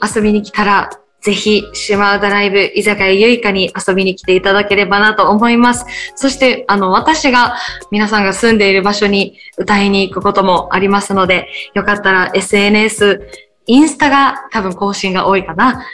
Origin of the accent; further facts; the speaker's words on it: Itoman, Okinawa, Japan; 沖縄の糸満市、え私が出身の糸満市っていうところ